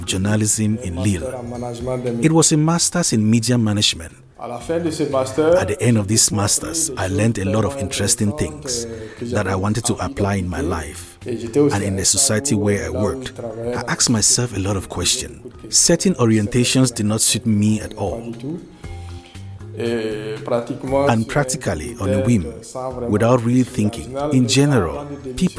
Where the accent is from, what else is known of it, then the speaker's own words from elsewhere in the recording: Fada N'Gourma, Est, Burkina Faso; a stone's throw away from Fada Ngoma, my hometown